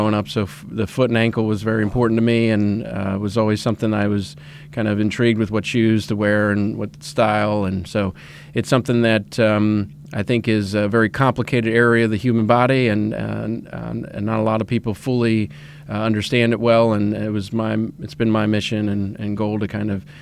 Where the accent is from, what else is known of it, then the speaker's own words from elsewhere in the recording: Reading, Pennsylvania, United States; moved away; I'm originally a Pennsylvania resident. I grew up in Reading, Pennsylvania